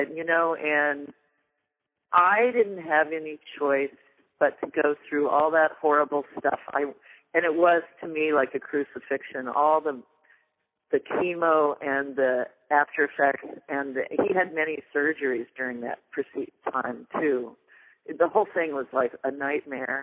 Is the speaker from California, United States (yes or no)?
yes; California, United States; moved away; also born or lived in Vermont; As a Californian